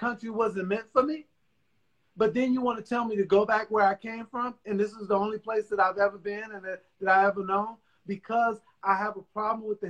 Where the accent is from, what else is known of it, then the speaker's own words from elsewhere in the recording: United States; I've grown up here. I am an American